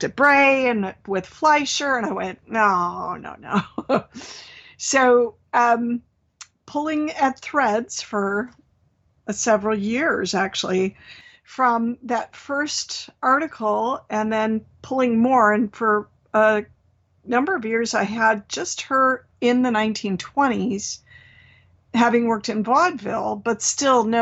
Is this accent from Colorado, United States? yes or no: no; Minnesota, United States; born or raised there; now in California, United States